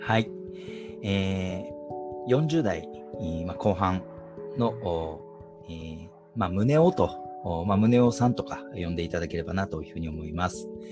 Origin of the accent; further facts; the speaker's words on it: Toyama, Japan; 僕はまあ生まれも育ちも富山なので